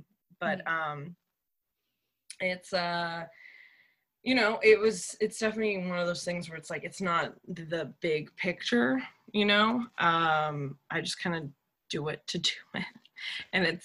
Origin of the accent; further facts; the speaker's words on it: Texas, United States; moved away; I'm actually from Texas